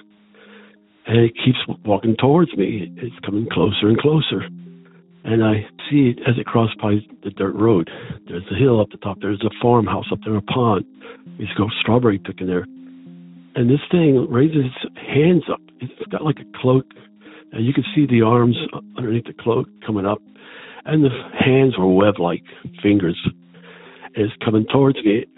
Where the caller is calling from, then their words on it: Pennsylvania, United States; also born or lived in Charleston, Maine; I'm calling from Pennsylvania.